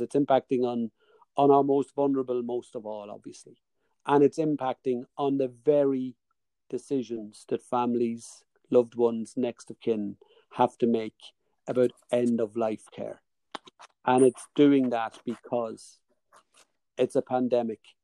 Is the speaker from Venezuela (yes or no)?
no; Dundalk, Leinster, Ireland; accent: Dundalk; my Dundalk accent